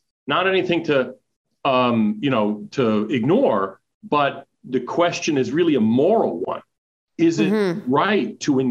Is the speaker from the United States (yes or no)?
yes; United States; as an American